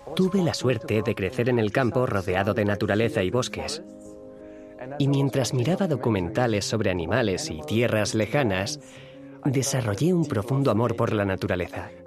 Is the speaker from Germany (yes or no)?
yes; East Germany, Germany; moved away as an adult; also born or lived in Bogenhofen, Austria; now in Austria; Nací en Alemania del Este, en una familia atea, en un entorno social casi completamente secular